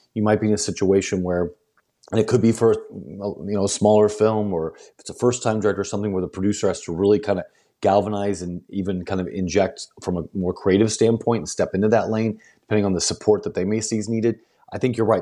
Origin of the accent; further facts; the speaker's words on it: St. Louis, Missouri, United States; moved away; also born or lived in the Ozarks / Northeast Arkansas / West Tennessee / Memphis; I grew up right outside Saint Louis